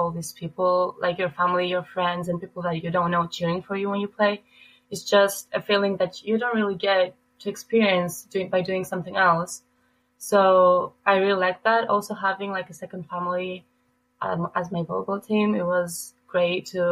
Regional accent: Athens, Attica, Greece; moved away as an adult; also born or lived in Albania; now in Green Bay, United States; I was born and raised in Greece, so I've lived there for my whole life.

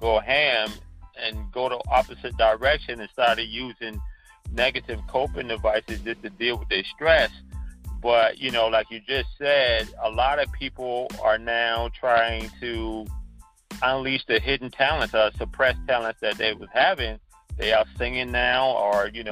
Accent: Charleston, South Carolina, United States; moved away as an adult; also born or lived in New York; growing up in Charleston in the 60s and 70s and 80s

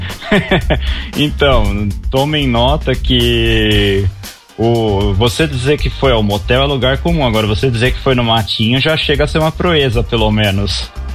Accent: São Paulo, Brazil; Eu sou de São Paulo, capital mesmo, daqui do bairro de Perdizes

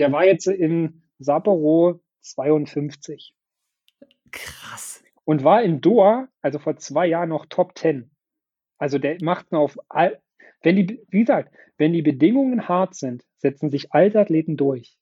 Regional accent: Brandenburg, Germany; Ich bin halt mhm. sehr heimatverbunden mit Brandenburg und mit Potsdam und mit meiner Heimatstadt

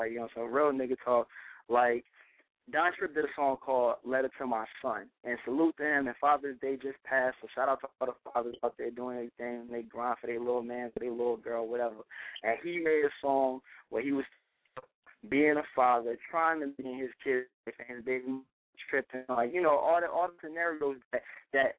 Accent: North Carolina, United States; moved away; also born or lived in Newark, New Jersey; go back home to North Carolina

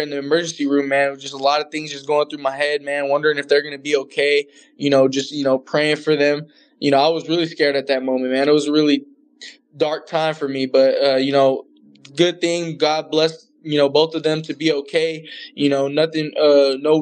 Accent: California, United States; I'm from California

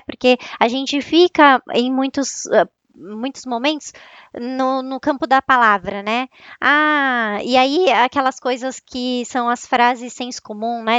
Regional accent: São Paulo, Brazil; accent: São Paulo (paulistano); Eu tô em São Paulo, né? É, vocês vão perceber pelo meu sotaque, que é bem de São Paulo mesmo.

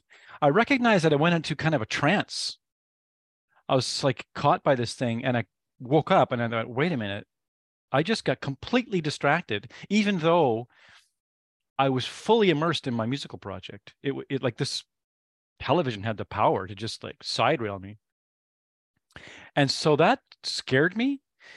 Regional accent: British Columbia, Canada; also born or lived in Nova Scotia / Ontario / Quebec / Alberta; So I was born in Nova Scotia. And we moved every 2.5 years. So I lived in Nova Scotia. I lived in Ontario. I lived in Quebec. I lived in Alberta. And then he ended up retiring in British Columbia.

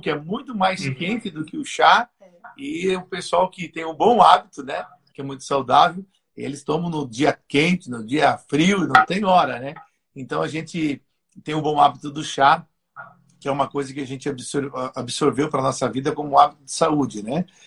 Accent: Joinville, Santa Catarina, Brazil; eu nasci em Joinville

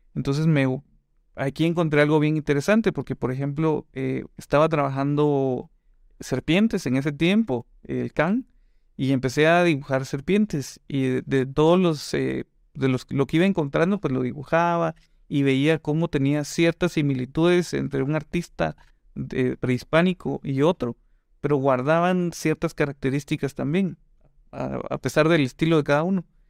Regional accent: Guatemala City, Guatemala Department, Guatemala; also born or lived in Quetzaltenango (Xela); allá nací, pero crecí en, en el centro, aquí en la zona 1. La verdad es que me vine bien chavito

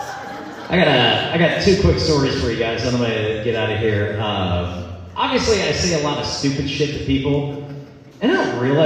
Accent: Central Iowa, United States; I'm from Center, Iowa

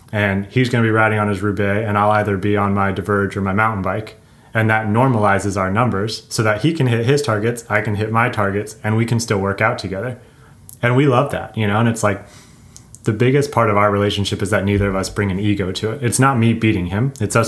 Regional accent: California, United States; there's certain styles of descending growing up in SoCal that he's better than I at.

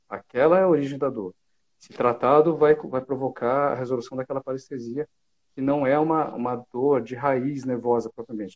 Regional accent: São José dos Campos, São Paulo, Brazil; now in São Paulo, Brazil; eu sou de São José dos Campos, a 100 quilômetros aqui de São Paulo.

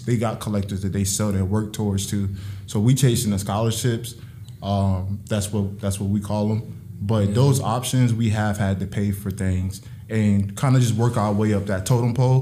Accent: Hampton, Virginia, United States; moved away as an adult; also born or lived in Cincinnati; now in New York, United States; I'm from Hampton, Virginia

